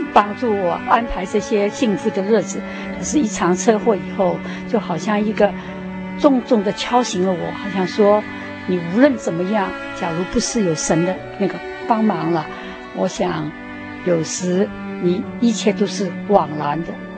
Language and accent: Chinese; Shanghai, China; moved away as an adult; also born or lived in Hong Kong; now in United States; 我是在香港出生 然后在上海长大，然后到那个， 在上海念完大学以后呢， 那个时候就是九四九年大陆解放了， 那我就回到香港， 住了十， 待了十年， 然后到美国来，移民到美国来